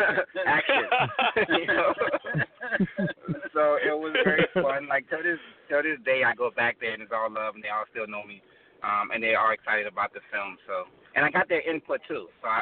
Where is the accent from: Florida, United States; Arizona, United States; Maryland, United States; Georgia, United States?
Florida, United States; Miami; I'm from Miami-Dade County, you know what I'm saying? Like I grew up in Little Haiti, eventually moved like to a different neighborhood.